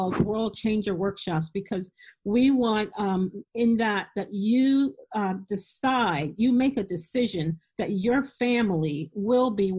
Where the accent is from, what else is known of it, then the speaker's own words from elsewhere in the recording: Philadelphia, Pennsylvania, United States; moved away as an adult; now in Harrisburg, United States; I live in Harrisburg, Pennsylvania, and I grew up in Philadelphia